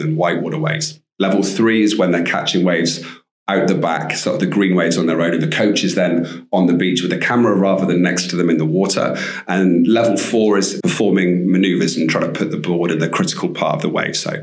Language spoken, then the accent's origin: English; Bristol, South West England, United Kingdom; moved away as an adult; also born or lived in Cornwall; now in Costa Rica; I grew up in Bristol, actually, and I used to spend my summers in Cornwall